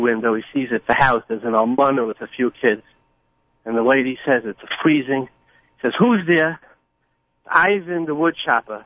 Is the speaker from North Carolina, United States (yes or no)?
no; New York City, New York, United States; born or raised there